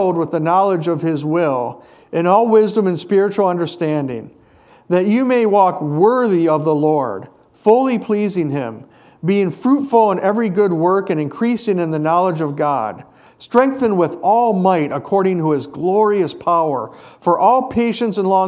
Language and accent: English; Hayward, Wisconsin, United States; when I was a kid, growing up in Hayward, we had something called the Muskie Festival